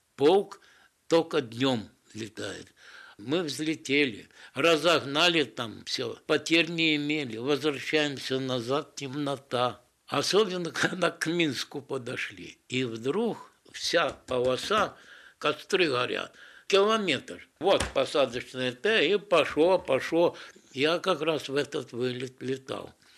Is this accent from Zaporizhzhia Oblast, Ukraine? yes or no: no; Odesa, Odesa Oblast, Ukraine; я одессит же, с Одессы